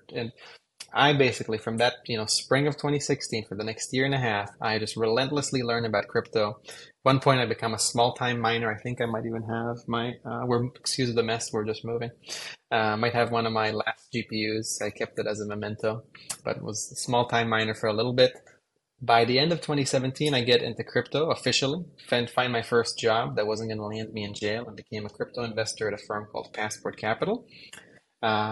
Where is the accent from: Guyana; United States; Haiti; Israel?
Israel; moved away; I grew up in Israel